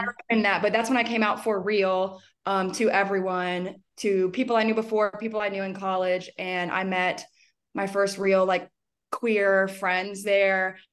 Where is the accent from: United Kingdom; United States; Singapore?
United States; Alabama; also born or lived in Birmingham, Alabama; now in Denver, United States; born and raised in Alabama